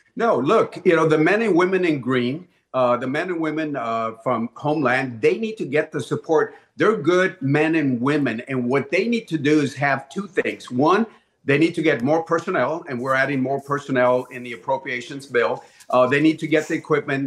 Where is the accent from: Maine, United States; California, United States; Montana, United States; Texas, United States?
Texas, United States; Laredo; my hometown of Laredo